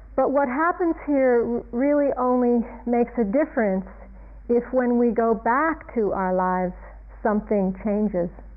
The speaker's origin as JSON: {"language": "English", "region": "Ohio", "country": "United States", "tie": "born or raised there", "moved": "yes", "said": "I was growing up in a suburban town in a place called Ohio, Ohio in the United States"}